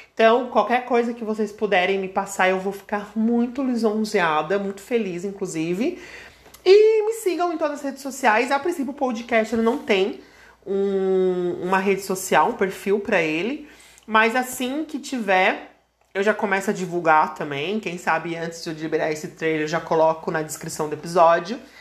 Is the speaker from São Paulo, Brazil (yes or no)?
no; Criciúma, Santa Catarina, Brazil; sou de Criciúma, Santa Catarina